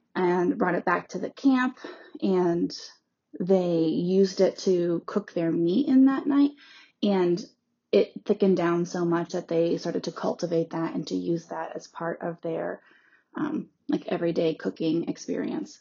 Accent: Vermont, United States; I grew up in Vermont, which is mostly Abenaki land.

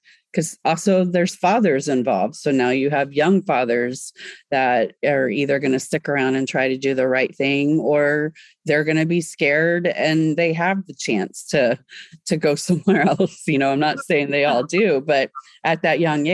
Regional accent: Grand Prairie, Texas, United States; I grew up in Grand Prairie, Texas

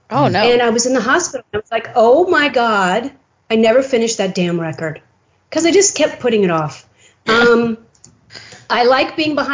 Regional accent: Waco, Texas, United States; born there; I was born in Waco, Texas, and my dad was a colonel in the Air Force and I think that's what they meant when they wrote that was that I'm, I'm kind of a traveler and have been most of my life.

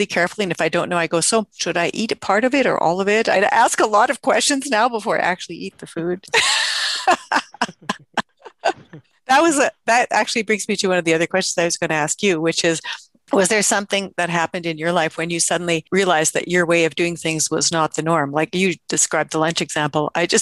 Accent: Canada; as a Canadian

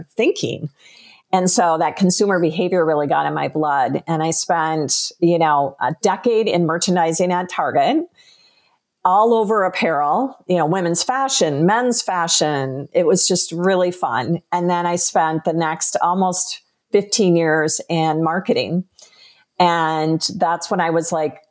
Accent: Minnesota, United States; I grew up in Minnesota

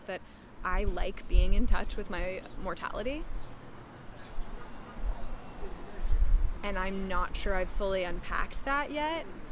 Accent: New York City, New York, United States; also born or lived in San Juan Islands, Washington; now in Los Angeles, United States; I was born on the Isle of Manhattan

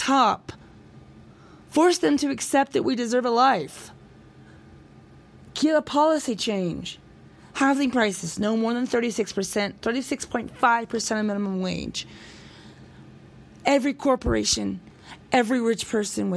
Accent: United States; I'm an American boy

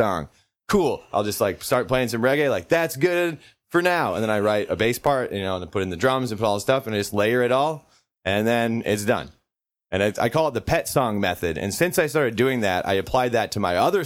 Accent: southeastern Iowa, United States; moved away as an adult; now in Minneapolis, United States; I grew up in Iowa. We grew up in southeastern Iowa. And then I moved up to Minneapolis in my early 20s

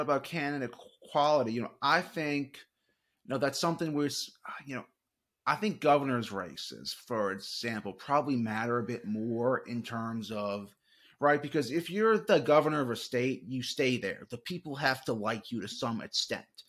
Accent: Charlotte, North Carolina, United States; also born or lived in New Orleans, Louisiana; I'm originally from New New Orleans, Louisiana, but I was raised in Charlotte, North Carolina.

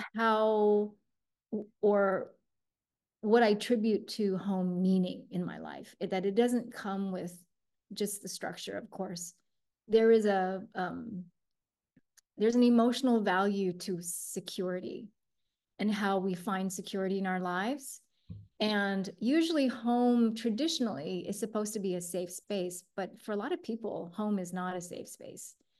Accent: United States; born or raised there; also born or lived in Taiwan

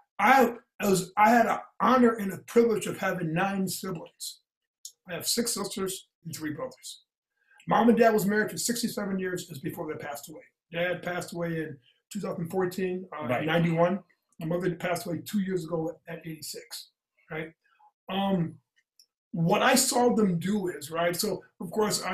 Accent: Indiana, United States; moved away; I came from Indiana.

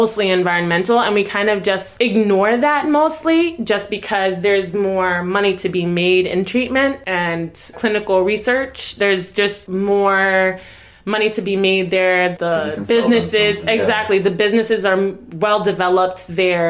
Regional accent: Jamaica; I was born in Jamaica myself.

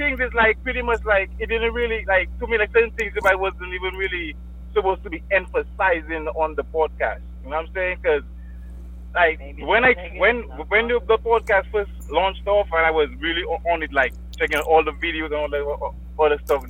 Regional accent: Dominica

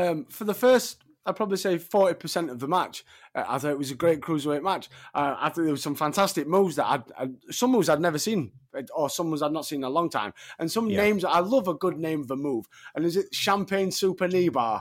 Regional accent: Sheffield, Yorkshire and the Humber, United Kingdom; Sheffield, my hometown

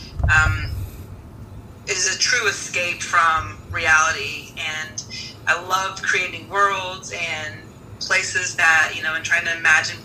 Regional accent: Southern Ohio, United States; where I grew up in Southern Ohio

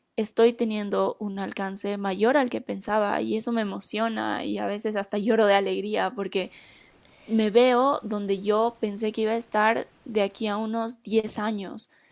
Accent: Bolivia; en Bolivia, que es de donde soy

